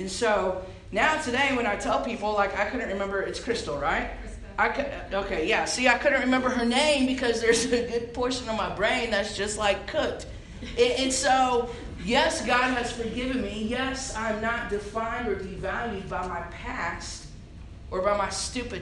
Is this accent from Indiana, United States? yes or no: yes; Indiana, United States; moved away as an adult; also born or lived in Illinois; now in San Angelo, United States; I was born and raised in Indiana